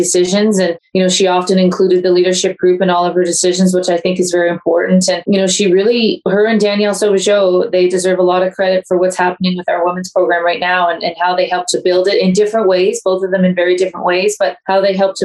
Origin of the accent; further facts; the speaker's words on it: Ontario, Canada; moved away as an adult; now in Calgary, Canada; I've lived here for almost 17, 18 years, and I'm from Ontario